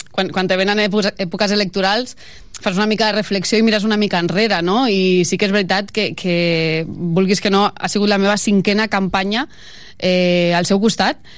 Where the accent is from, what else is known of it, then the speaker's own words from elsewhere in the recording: La Pobla de Mafumet, Catalonia, Spain; soc nascuda a la Pobla de Mafumet.